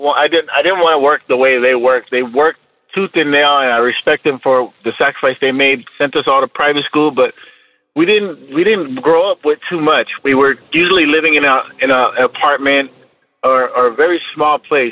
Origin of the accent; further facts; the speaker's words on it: Hawaii, United States; moved away as an adult; now in Albany, United States; I was born and raised in Hawaii